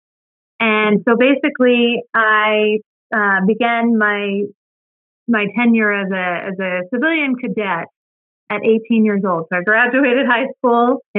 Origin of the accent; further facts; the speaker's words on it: Phoenix, Arizona, United States; I am a Phoenician, which means I was born in Phoenix, Arizona, which is actually kind of rare because a lot of people come here to Arizona because of the good weather, but I'm actually from here